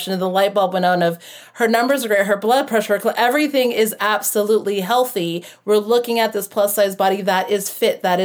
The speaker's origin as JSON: {"language": "English", "country": "United States", "tie": "born or raised there", "also_born_or_lived": "Florida / Hawaii", "said": "I grew up in Florida and Hawaii."}